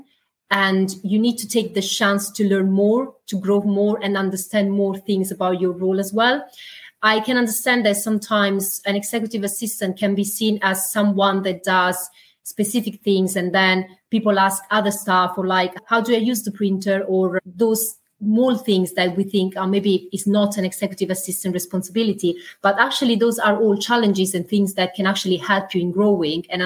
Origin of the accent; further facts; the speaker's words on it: Italy; English is a second language; moved away as an adult; now in United Kingdom; I'm Italian, so English is my second language